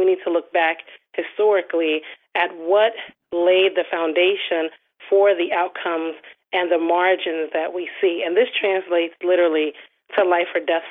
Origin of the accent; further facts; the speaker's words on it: Trenton, New Jersey, United States; moved away; also born or lived in Baltimore; my parents are Nigerian, and we grew up in Trenton, New Jersey.